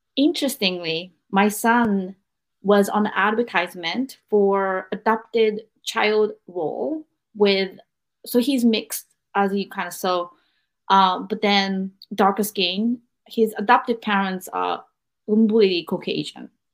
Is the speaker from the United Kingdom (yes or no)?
no; Japan; I'm from Japan, and Japanese culture is very thick about family